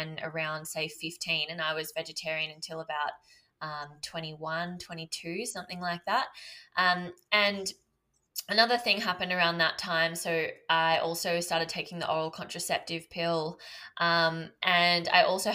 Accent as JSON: {"language": "English", "area": "Byron Shire", "region": "New South Wales", "country": "Australia", "tie": "born or raised there", "said": "I grew up in Byron Shire"}